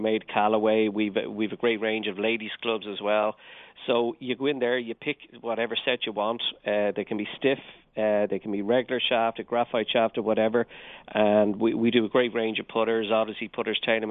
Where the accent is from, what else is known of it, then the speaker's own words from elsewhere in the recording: Dublin, Leinster, Ireland; accent: Irish; I'm from Dublin, Dublin in Ireland.